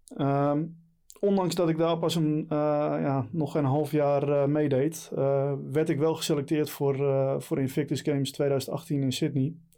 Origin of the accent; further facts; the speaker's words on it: Texel, North Holland, Netherlands; moved away as an adult; now in Leiden, Netherlands; 38 jaar, geboren en getogen op Texel.